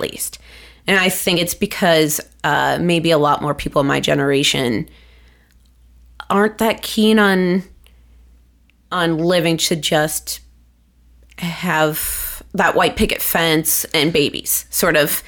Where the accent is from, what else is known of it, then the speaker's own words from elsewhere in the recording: Cincinnati, Ohio, United States; when I went, it was, like, the largest high school in Ohio